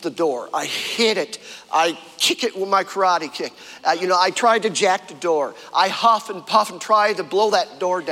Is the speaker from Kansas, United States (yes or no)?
no; Fredonia, New York, United States; I'm from Fredonia.